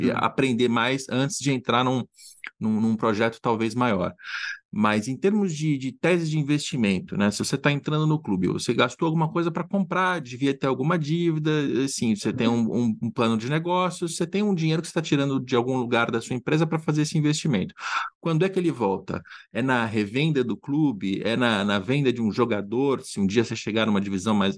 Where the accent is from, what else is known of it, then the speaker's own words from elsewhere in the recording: Brazil; moved away; quando a gente mora fora do Brasil